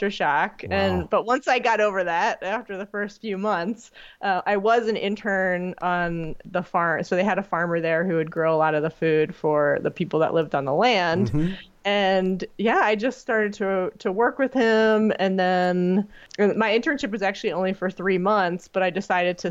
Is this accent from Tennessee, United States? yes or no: no; Philadelphia, Pennsylvania, United States; now in Wisconsin, United States; I grew up in Philadelphia